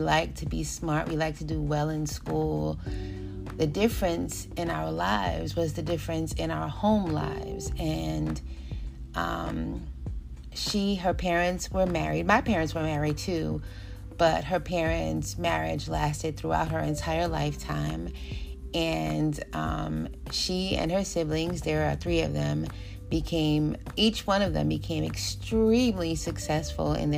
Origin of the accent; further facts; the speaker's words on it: New York City, New York, United States; We grew up in East Elmhurst, New York, Queens, New York, and I lived on 105th Street.